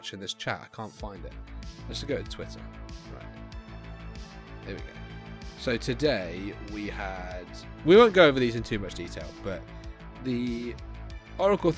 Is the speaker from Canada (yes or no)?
no; England, United Kingdom; because I'm too English